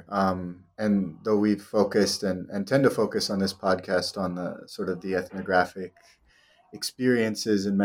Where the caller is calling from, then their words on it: Colombia; I mean, I'm I'm speaking from from Colombia, which I think is the world's fourth largest producer of palm oil